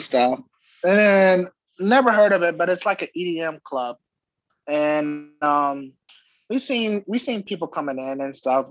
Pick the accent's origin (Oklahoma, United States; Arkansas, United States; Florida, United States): Florida, United States; I'm from Florida.